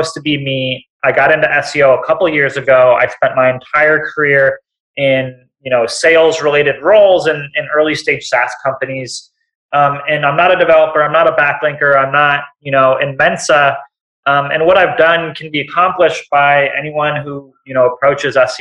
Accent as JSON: {"language": "English", "town": "Seattle", "region": "Washington", "country": "United States", "said": "I'm from Seattle"}